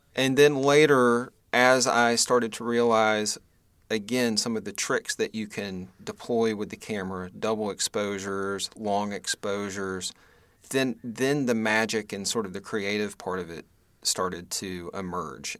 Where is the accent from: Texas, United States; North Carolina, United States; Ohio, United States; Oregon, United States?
North Carolina, United States; Western; also born or lived in Greensboro, North Carolina; I was born in North Carolina, uh, actually in Western North Carolina, kind of between Boone and Asheville